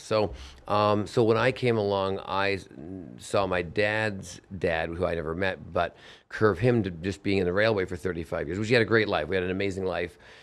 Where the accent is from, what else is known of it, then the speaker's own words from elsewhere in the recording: Vancouver, British Columbia, Canada; I'm Canadian from Vancouver